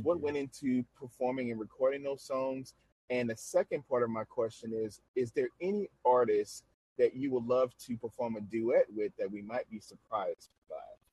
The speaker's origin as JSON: {"language": "English", "town": "New Orleans", "region": "Louisiana", "country": "United States", "said": "I'm from New Orleans"}